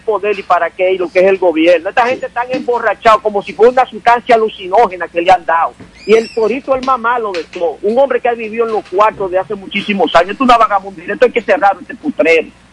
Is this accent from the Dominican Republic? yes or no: yes; Santo Domingo, Distrito Nacional, Dominican Republic; now in California, United States; al barrio donde yo crecí, La Ciénaga, en Santo Domingo